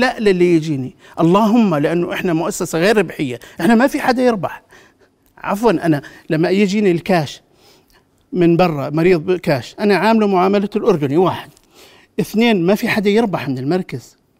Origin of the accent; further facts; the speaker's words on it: Jordan; انا كاردني افخر بذلك